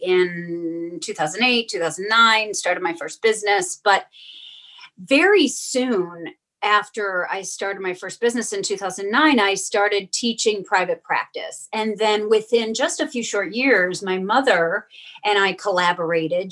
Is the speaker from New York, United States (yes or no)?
yes; Western New York, United States; I grew up in Western New York